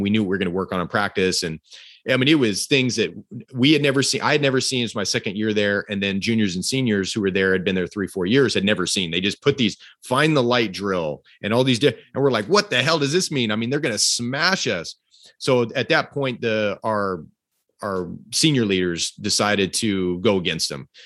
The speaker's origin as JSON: {"language": "English", "town": "Fresno", "region": "California", "country": "United States", "said": "I came from Fresno, California"}